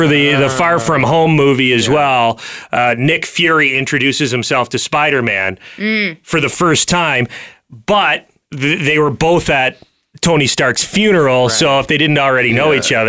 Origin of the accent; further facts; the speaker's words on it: Ontario, Canada; I'm Canadian. I live in Toronto.